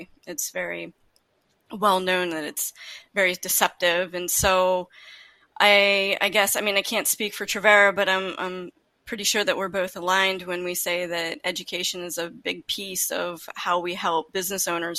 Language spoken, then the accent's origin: English; Ohio, United States; moved away as an adult; now in Pennsylvania, United States; I was born and raised in Ohio and made my way over across the Pennsylvania border, but I'm still along Ohio. Married, have five kids.